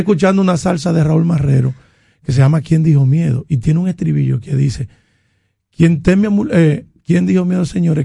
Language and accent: Spanish; Dominican Republic; en mi barrio en La Joya